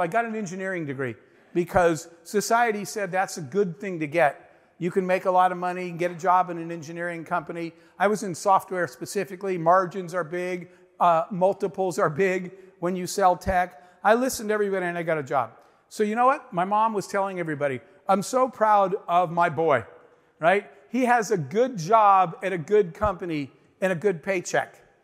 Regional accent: Arizona, United States; I grew up in the Arizona desert, in the middle of nowhere, a single mom with four kids

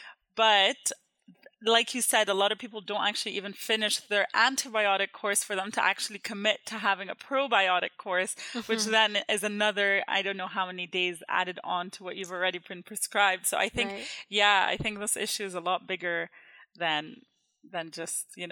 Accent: Jordan; moved away; I grew up in Jordan

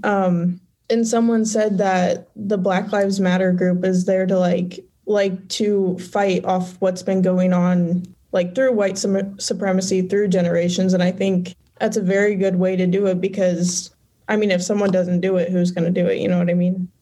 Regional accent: Fairbury, Illinois, United States; I was born and raised in Fairbury, Illinois

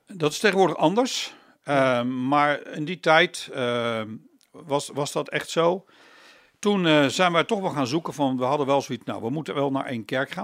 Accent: The Hague, South Holland, Netherlands; En ben heel snel verhuisd naar Loosduinen. Dus ik zeg altijd, ik ben een peenbuiker

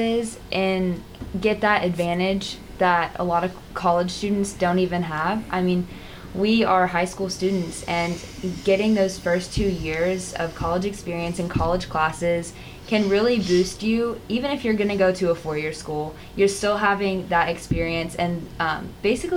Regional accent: Hendersonville, Tennessee, United States; I'm from Hendersonville also

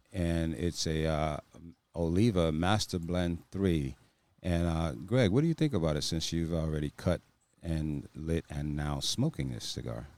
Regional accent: East Coast, United States; moved away; We're both from the East Coast, and we left there for a reason

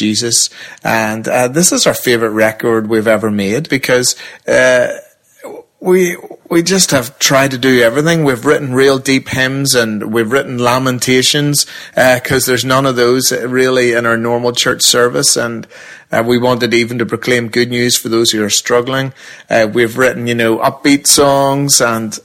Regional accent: Northern Ireland, United Kingdom; We very much have a weird identity crisis being Northern Irish.

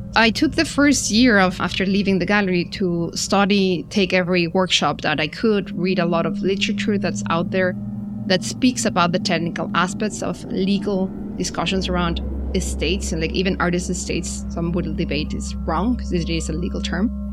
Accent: Mexico; moved away as an adult; I'm originally from Mexico, studied there all my schooling years and childhood was in Mexico.

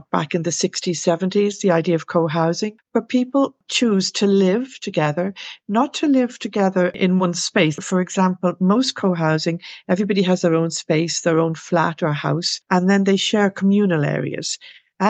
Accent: Dublin, Leinster, Ireland; now in London, United Kingdom; I'm Irish

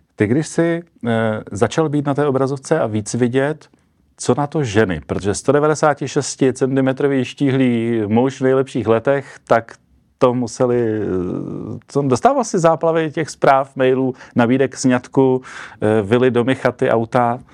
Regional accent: Czechia

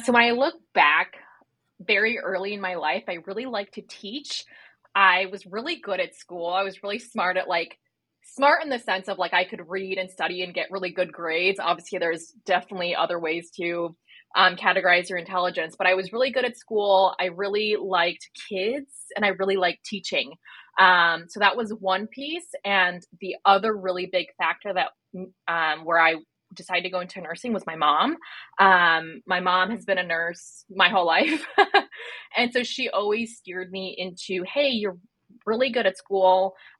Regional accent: Chicago, Illinois, United States; also born or lived in New York / New Jersey; now in Sydney, Australia; We lived a little all over, like New York, New Jersey, but we spent a majority of my life in Chicago. So I'm newly from Sydney as of like 7 months ago, but Chicago's my home.

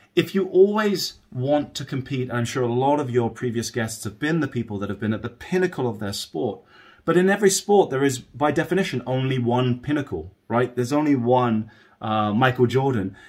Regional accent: United Kingdom; I grew up just outside of London, England

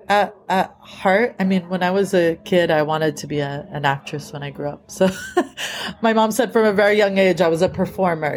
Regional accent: Boston, Massachusetts, United States; moved away as an adult; now in California, United States; I grew up in these small suburbs of Boston where it was primarily white

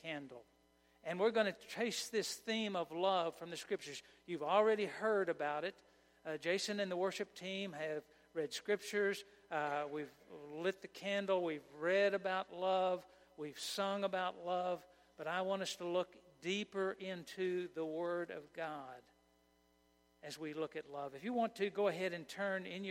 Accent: Oklahoma, United States; moved away as an adult; also born or lived in Kansas; When I was raised in Oklahoma, I had never heard of Advent. And I moved to Kansas

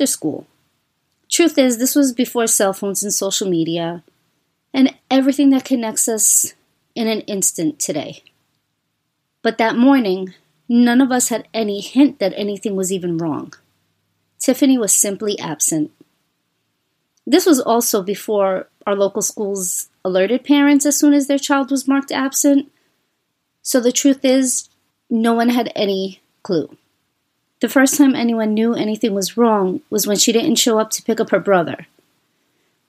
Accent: New York City, New York, United States; As a child growing up in New York City

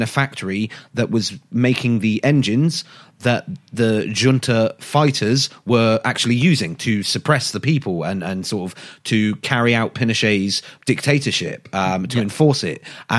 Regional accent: Scotland, United Kingdom; And I'm allowed to say this, I'm Scottish, so I can go to the cliches.

